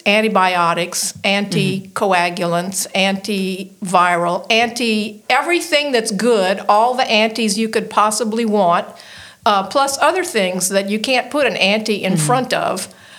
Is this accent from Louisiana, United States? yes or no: yes; Lafayette, Louisiana, United States; I grew up right here in Lafayette. I'm one of the few natives.